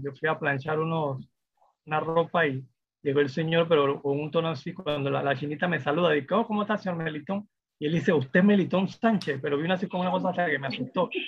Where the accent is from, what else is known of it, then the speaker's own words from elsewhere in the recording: Panama; yo, sentía como ciudadano de, los eventos y cosas que suceden en mi país